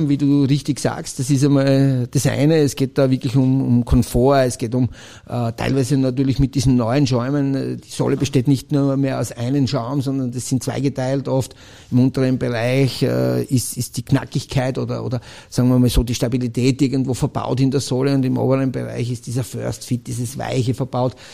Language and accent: German; Styria, Austria; Ich, ich als Steirer, äh